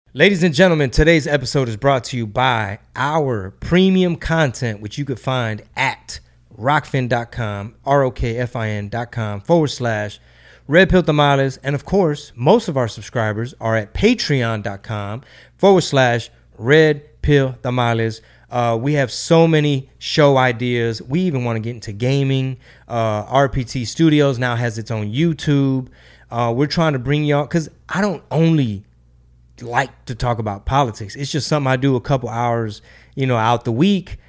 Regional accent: Houston, Texas, United States; we do not have a venue for Houston at the moment, my hometown

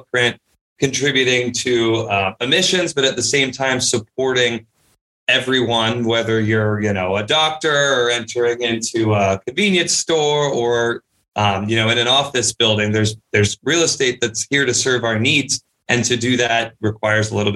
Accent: Charlotte, North Carolina, United States; also born or lived in Nashville, Tennessee / Chicago; I actually grew up here in Charlotte, North Carolina

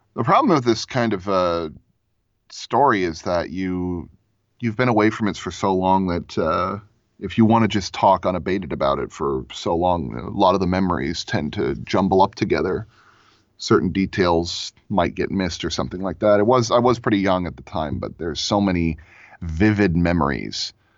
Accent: Florida, United States; now in Lakewood, United States; I grew up in Florida, um, on a sailboat. I lived there for about twelve years

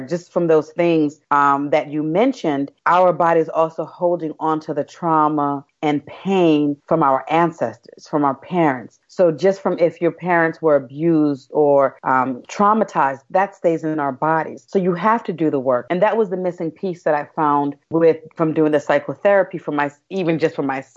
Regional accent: New York City, New York, United States; moved away as an adult; also born or lived in Brazil; I grew up in Brooklyn

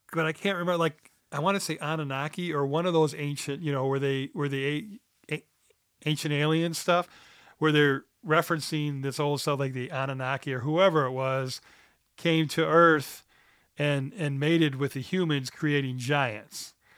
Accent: United States; I'm American

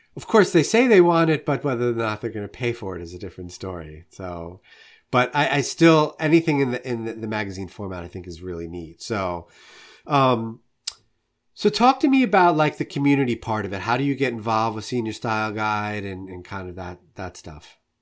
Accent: New York, United States; now in Saint Louis, United States; I'm originally from New York and live in Saint Louis now

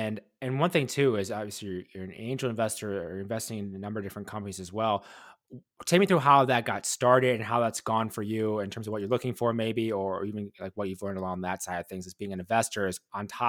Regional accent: Wisconsin, United States; I'm from Wisconsin.

